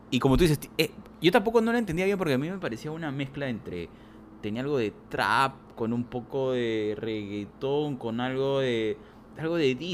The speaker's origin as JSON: {"language": "Spanish", "country": "Peru", "said": "si estamos los dos somos peruanos"}